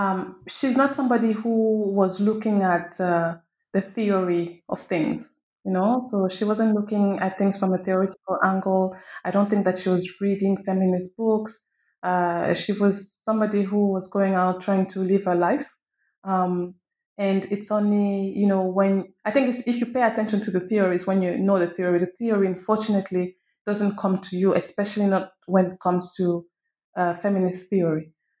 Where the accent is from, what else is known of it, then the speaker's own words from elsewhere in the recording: Cameroon; now in Morocco; So I am from Cameroon, and I'm also French. I currently live in Morocco, having lived in many other places.